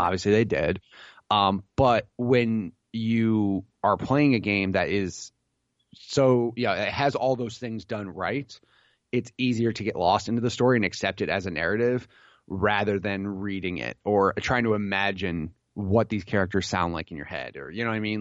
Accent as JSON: {"language": "English", "region": "Illinois", "country": "United States", "tie": "born or raised there", "said": "I grew up in Illinois"}